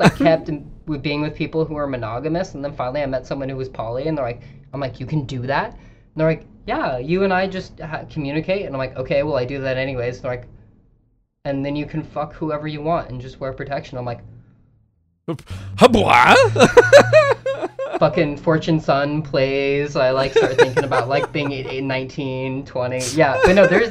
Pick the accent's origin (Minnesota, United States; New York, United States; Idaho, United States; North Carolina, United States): Idaho, United States; moved away; she makes fun of me for kind of growing up in Idaho